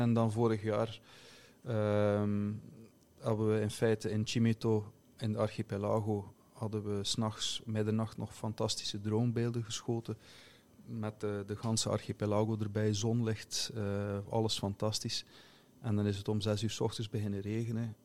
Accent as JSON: {"language": "Dutch", "area": "Flemish Belgian", "region": "Flanders", "country": "Belgium", "moved": "yes", "lives_now": "Finland", "said": "mijn perceptie als, als Belg, Vlaming"}